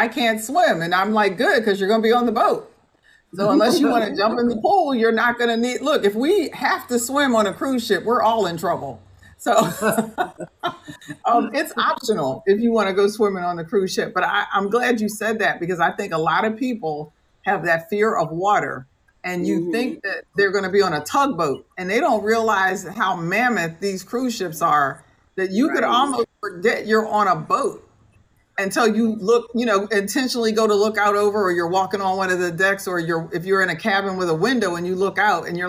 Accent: United States; we're just Americans. We're just from the United States

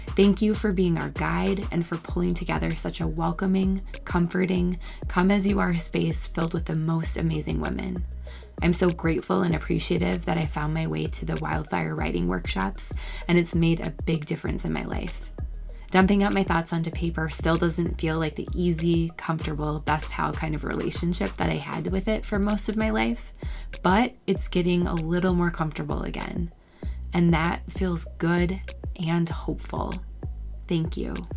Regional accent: Minneapolis, Minnesota, United States; I'm from Minneapolis, Minnesota

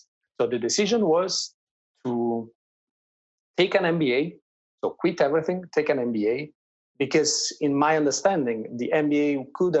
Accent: near the Amalfi Coast, Campania, Italy; English is a second language; moved away as an adult; also born or lived in France / China; my hometown is a beautiful place in the south of Italy, close by the Amalfi Coast

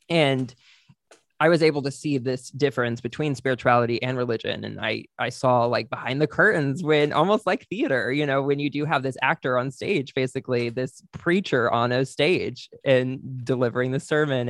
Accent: White Settlement, Texas, United States; moved away; also born or lived in Oklahoma City; I'm from Texas, from a small town in Texas

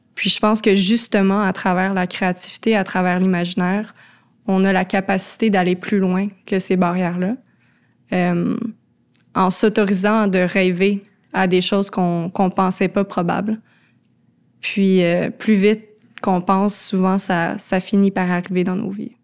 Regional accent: Laurentides, Quebec, Canada; moved away as an adult; also born or lived in Montreal; j'ai grandi dans les Laurentides, j'étais toujours en nature

